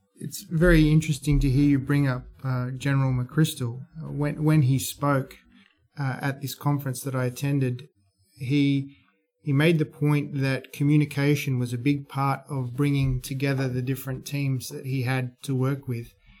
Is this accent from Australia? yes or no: yes; Australia; being an Australian investor